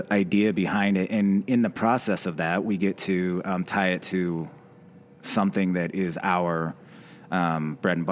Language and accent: English; Utah, United States; I was born and raised in Utah, and moved away, came back